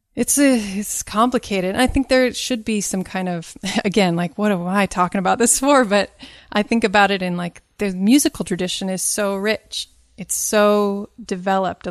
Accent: Kentucky, United States; I'm from Kentucky. My dad's side is from Kentucky, way back.

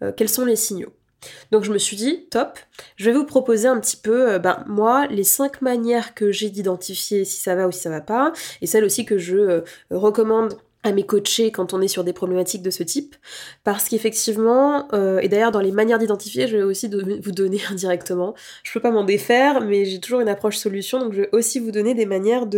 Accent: France; en tant que Français, imprégné de cette approche très cartésienne

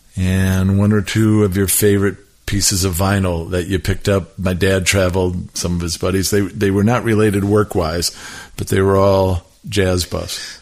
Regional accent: Milwaukee, Wisconsin, United States; the house that I grew up in in Milwaukee

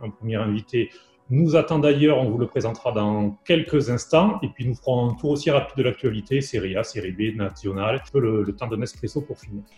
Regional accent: France; moved away as an adult; now in Italy; je suis français

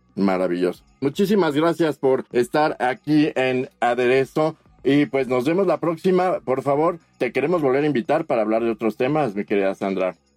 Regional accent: Mexico; los mexicanos

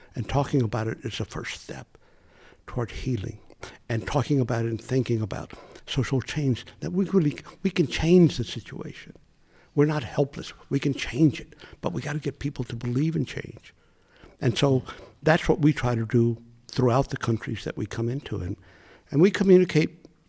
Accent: United States; I'm Mexican American, living in the United States, born in the U.S.

